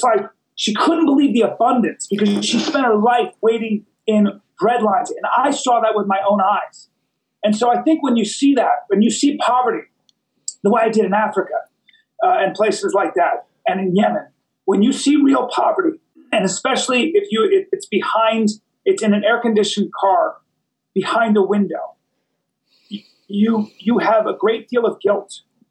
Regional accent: Philippines; born there; also born or lived in India / Lebanon / Pakistan; I grew up in 7 different countries until the age of 14. Mm. So I was born in the Philippines, and then we moved to India. And in India, we went to Calcutta and then Bombay, which is now Mumbai. And then we moved to Lebanon.

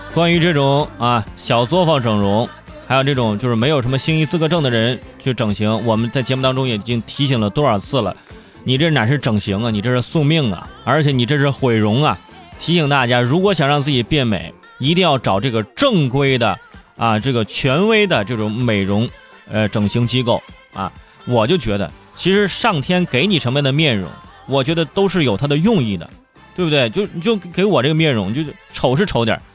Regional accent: Hebei, China; moved away; 我觉得作为河北人

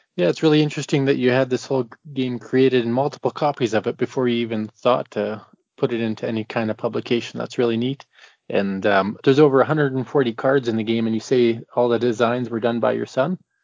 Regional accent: Canada; I'm from Canada

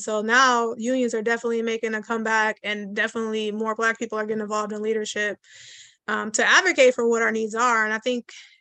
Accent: Cleveland, Ohio, United States; I grew up going to swimming pools in the black neighborhoods we were raised in Cleveland

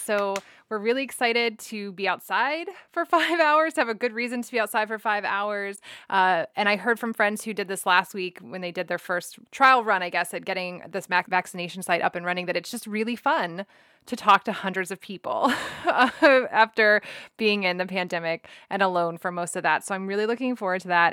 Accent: Texas, United States; As a Texan

